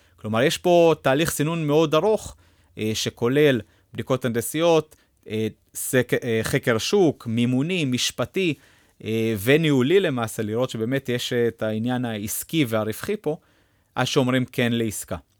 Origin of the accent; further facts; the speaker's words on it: Israel; אנחנו תמיד כישראלים